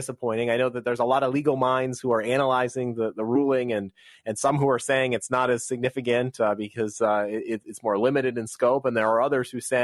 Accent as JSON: {"language": "English", "country": "United States", "tie": "born or raised there", "said": "in the city of Alexandria, right outside of Washington, D.C., and near my hometown"}